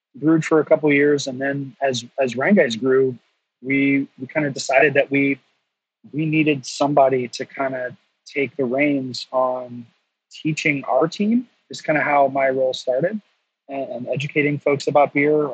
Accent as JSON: {"language": "English", "region": "North Carolina", "country": "United States", "tie": "born or raised there", "said": "I'm from North Carolina"}